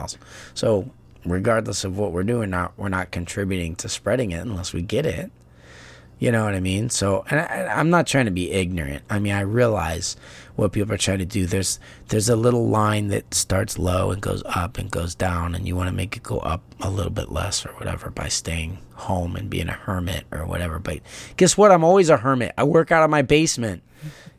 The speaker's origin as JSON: {"language": "English", "country": "United States", "said": "I'm American. I can't change that easy."}